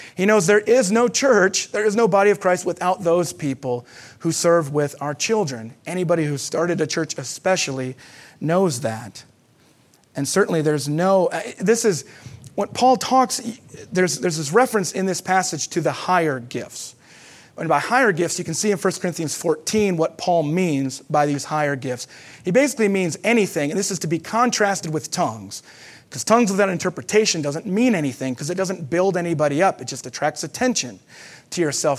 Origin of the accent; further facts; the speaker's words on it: United States; as Americans